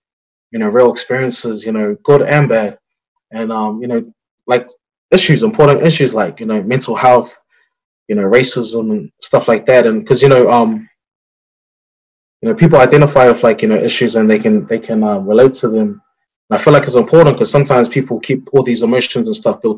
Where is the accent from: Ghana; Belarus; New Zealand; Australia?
New Zealand; Auckland; our experience in growing up in Onehunga